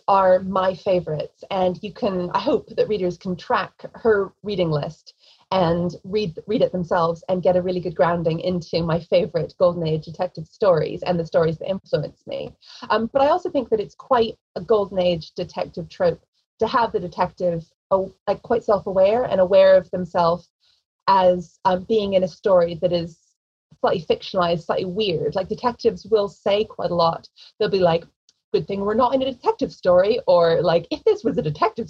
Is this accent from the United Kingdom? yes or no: yes; England, United Kingdom; accent: American; also born or lived in United States; I grew up in England. I was born in America, but I was raised very American. My mother, you know, sort of gave me all the American food, American holidays, American accent, as you can hear.